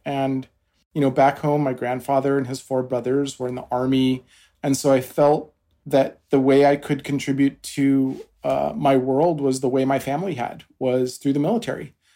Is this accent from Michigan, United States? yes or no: no; Washington, United States; moved away; also born or lived in Albuquerque, New Mexico / East Coast, United States; I grew up in New Mexico in Albuquerque, and I my family moved to Washington State for uh, most of my older childhood years. So I did my high school there